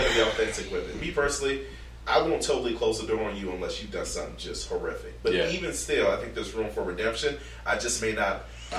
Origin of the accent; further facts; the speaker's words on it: Chicago, Illinois, United States; growing up in Chicago